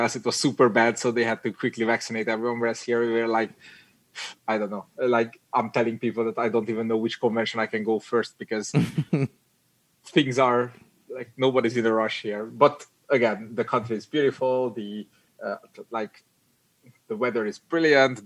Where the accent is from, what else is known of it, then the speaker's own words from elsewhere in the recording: Hungary; English is a second language; moved away as an adult; also born or lived in United Kingdom; now in Netherlands; I'm I'm from Hungary.